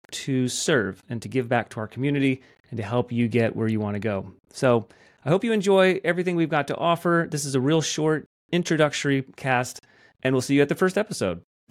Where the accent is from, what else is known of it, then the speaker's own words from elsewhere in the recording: Athens, Georgia, United States; I'm from Athens, Georgia.